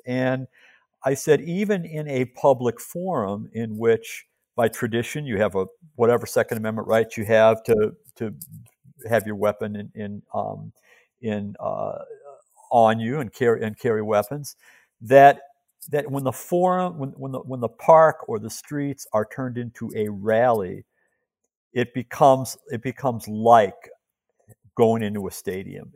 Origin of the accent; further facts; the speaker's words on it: Chicago, Illinois, United States; my hometown, Chicago